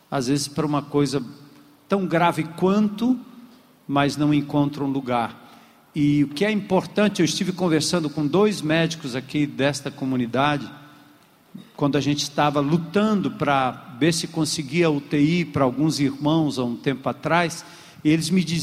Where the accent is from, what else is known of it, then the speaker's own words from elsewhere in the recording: Brazil; a gente, como brasileiro